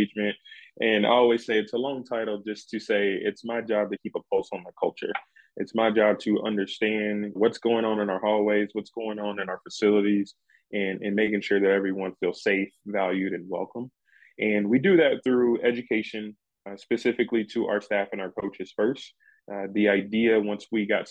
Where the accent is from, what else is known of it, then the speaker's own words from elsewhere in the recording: Louisville, Kentucky, United States; now in Tucson, United States; I'm originally from Louisville, Kentucky, and I went to Western Kentucky University